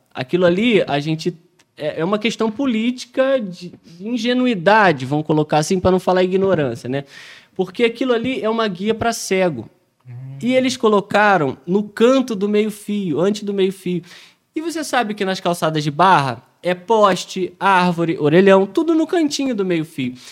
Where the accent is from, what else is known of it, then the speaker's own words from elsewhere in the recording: Rio de Janeiro, Brazil; não sou paulista, pô, sou carioca